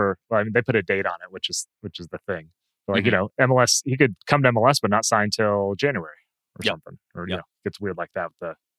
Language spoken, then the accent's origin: English; United States; I'm saying this as an American homer